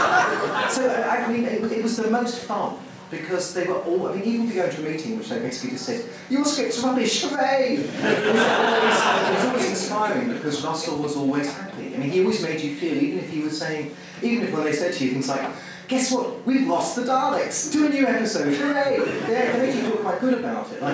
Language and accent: English; Surrey, South East England, United Kingdom; also born or lived in London; I'm from Surrey